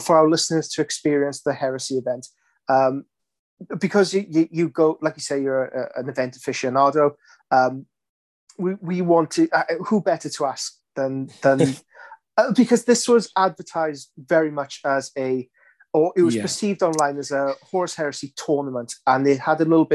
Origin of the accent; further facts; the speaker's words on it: United Kingdom; we're British.